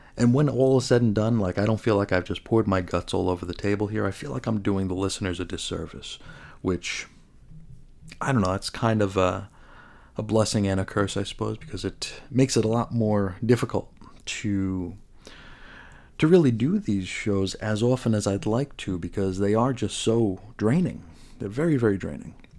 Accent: New York, United States; also born or lived in Oakdale, Long Island; as a New Yorker

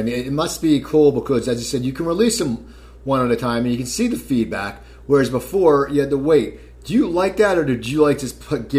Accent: New Jersey, United States; I grew up in New Jersey.

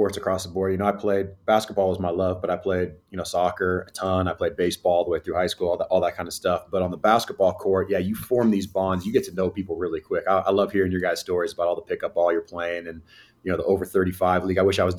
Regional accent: Fairfax, California, United States; grew up in Fairfax

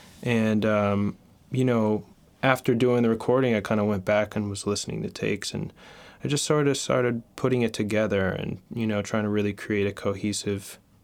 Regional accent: Oklahoma City, Oklahoma, United States; also born or lived in Sewickley; now in New York, United States; I'm originally from Oklahoma City, Oklahoma. {S0} All right. {S1} Actually born in randomly in a small town in Pennsylvania, Sewickley. But I grew up in Oklahoma, which is where my dad is from.

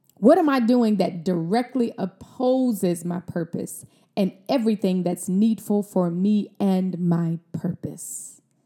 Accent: Mississippi, United States; I'm from Mississippi. I'm a country girl

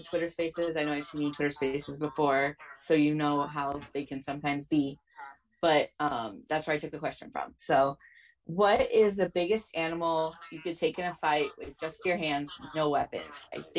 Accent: Midwest, United States; I'm from the Midwest and I live where it snows.

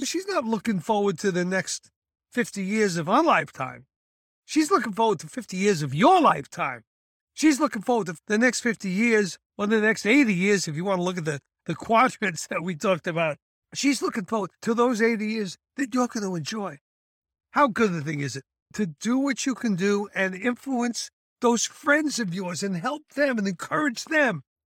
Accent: United States; Being an American paratrooper

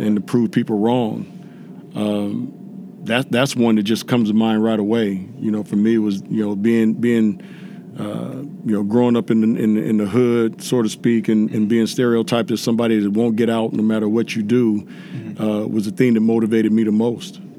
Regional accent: Inglewood, California, United States; growing up in Inglewood, California

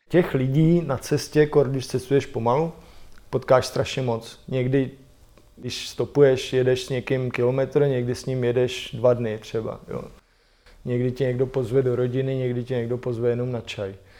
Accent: Czechia; já říkám Čechoslovakia

